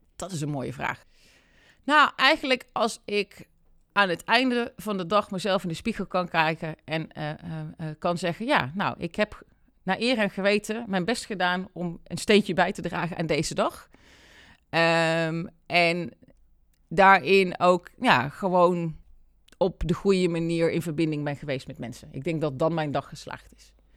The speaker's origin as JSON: {"language": "Dutch", "town": "Deurne", "region": "North Brabant", "country": "Netherlands", "tie": "born or raised there", "said": "geboren in Brabant. Eh, en dat zeg ik er altijd bij, want dat doet wat met wie ik ben. Eh, in, in Deurne, Peelgebied"}